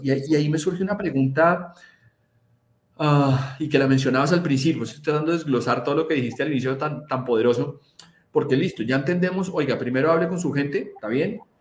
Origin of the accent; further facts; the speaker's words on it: Colombia; donde yo nací, que, que es en Colombia